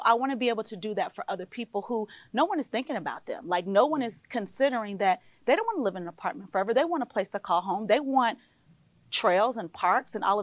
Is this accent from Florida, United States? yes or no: yes; Panama City, Florida, United States; moved away; also born or lived in Buckhead, Georgia; I grew up in Panama City, Florida, born in a housing project, raised in a mobile home park